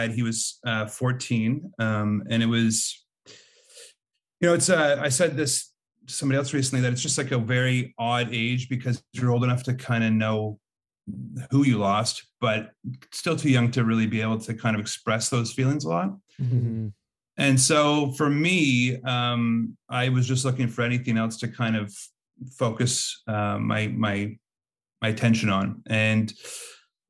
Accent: Montreal, Quebec, Canada; moved away as an adult; also born or lived in United States; I'm from Montreal originally. I moved around a bunch in the last 10 years or so, but I've settled back down here recently

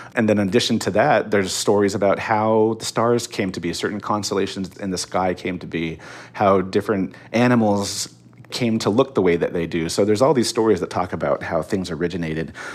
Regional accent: Northern Arizona, United States; now in Pasadena, United States; Growing up in Northern Arizona, it looked exactly like Mars

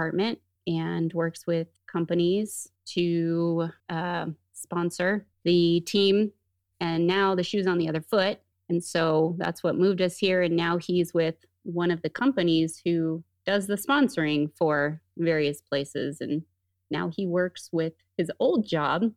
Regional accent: Rancho Cucamonga, California, United States; moved away as an adult; also born or lived in Redlands / Beaumont, California / Fullerton, California; now in Utah, United States; I grew up in the Inland Empire area

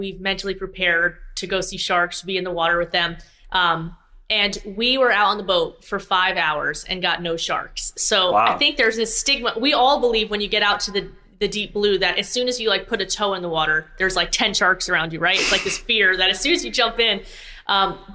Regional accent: South Florida, United States; I'm from South Florida. I've been around the ocean almost my whole life

